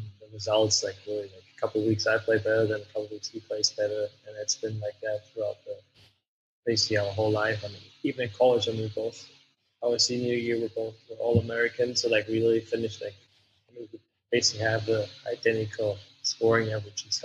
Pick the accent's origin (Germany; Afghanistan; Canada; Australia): Germany; moved away as an adult; also born or lived in Colorado; I went back to Germany for a year